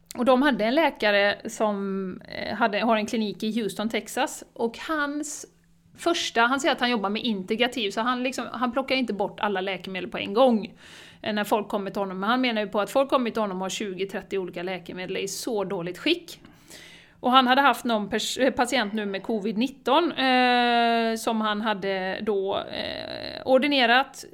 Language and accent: Swedish; Borås, Västra Götaland, Sweden; now in Spain; Jag är ju från Borås då Jessica, men jag sitter i Spanien just nu